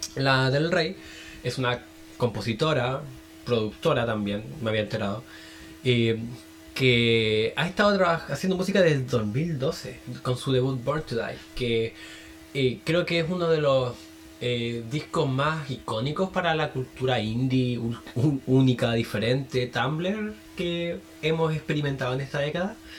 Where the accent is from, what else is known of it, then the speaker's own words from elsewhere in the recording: Chile; soy de Chile